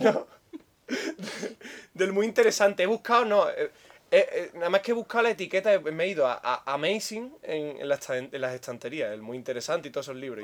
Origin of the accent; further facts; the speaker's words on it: Andalusia, Spain